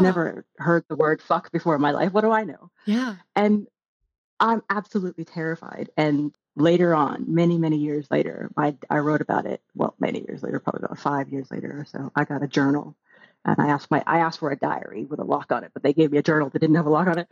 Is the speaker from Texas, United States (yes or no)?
yes; the South, Texas, United States; moved away as an adult; now in United Kingdom; growing up in the South in, in the States